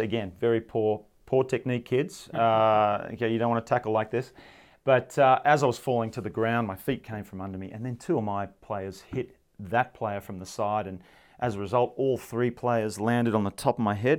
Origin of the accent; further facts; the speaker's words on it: United States; being an American